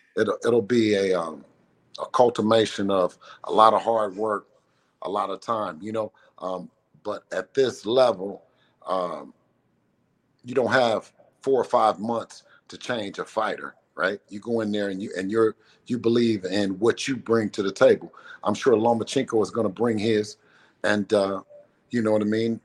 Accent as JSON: {"language": "English", "town": "Oakland", "region": "California", "country": "United States", "tie": "born or raised there", "said": "my hometown of Oakland"}